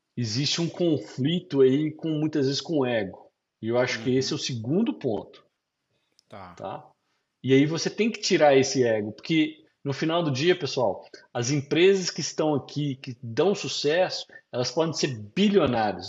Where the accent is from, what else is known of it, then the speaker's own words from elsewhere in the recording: Brazil; moved away as an adult; now in United States; igual o pessoal fala na minha terra